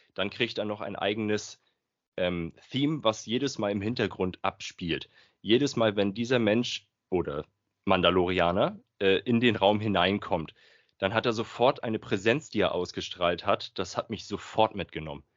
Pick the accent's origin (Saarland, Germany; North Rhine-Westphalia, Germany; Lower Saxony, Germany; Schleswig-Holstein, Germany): Schleswig-Holstein, Germany; Flensburg; ich komme aus Flensburg. Ganz oben aus dem Norden des Nordens.